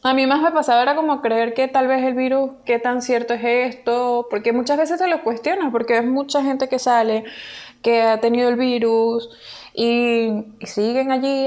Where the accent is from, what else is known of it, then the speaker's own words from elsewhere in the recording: Venezuela; now in Peru; nosotros ahorita nos encontramos en Perú, nosotros venimos de Venezuela